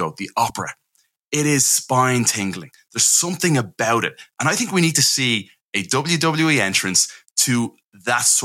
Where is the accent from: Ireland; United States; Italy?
Ireland; I'm Irish. We don't sue over in Ireland